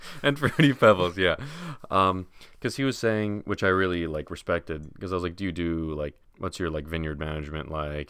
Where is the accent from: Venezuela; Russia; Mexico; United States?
United States; as an American